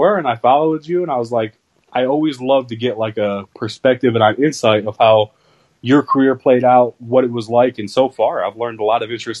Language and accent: English; Cleveland, Ohio, United States; now in Tennessee, United States; I'm from Cleveland, too.